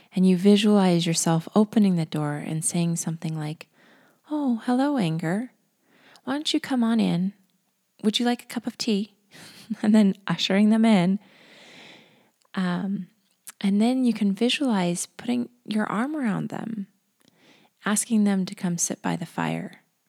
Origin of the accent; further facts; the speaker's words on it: Colorado, United States; I'm from Colorado